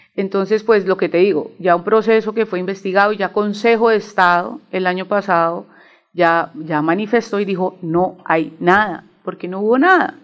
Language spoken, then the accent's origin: Spanish; Mosquera, Cundinamarca, Colombia; soy de Mosquera, Cundinamarca